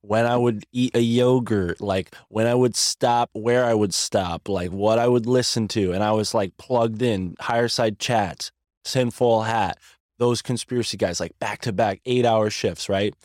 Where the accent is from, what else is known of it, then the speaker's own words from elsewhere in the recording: United States; as an American.